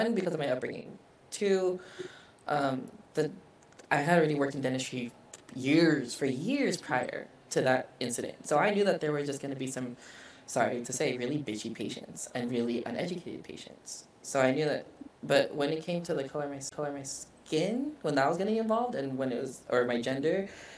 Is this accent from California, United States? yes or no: yes; Vallejo, California, United States; also born or lived in Japan; Vallejo, California, close to San Francisco.